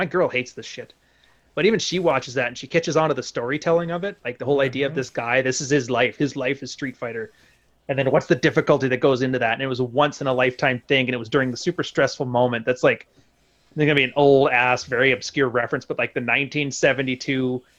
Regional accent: West Coast, United States; I just like them the bitterer, the better, because I'm from the West Coast.

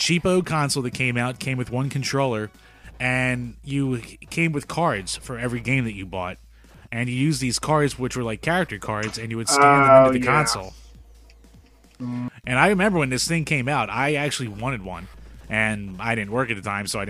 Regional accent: United States; we're American

